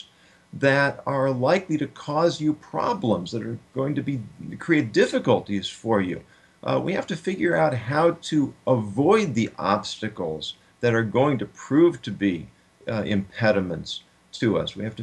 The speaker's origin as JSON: {"language": "English", "town": "Los Angeles", "region": "California", "country": "United States", "tie": "born or raised there", "moved": "yes", "lives_now": "St. Louis, United States", "said": "I grew up in Los Angeles"}